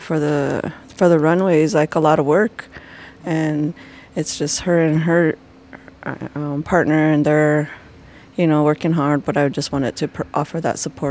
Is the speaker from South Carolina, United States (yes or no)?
no; Ohkay Owingeh, Taos Pueblo, New Mexico, United States; I'm from Okiawinge, Taos Pueblo, and the Navajo Nation, and I'm an indigenous fashion designer, and I'm out of New Mexico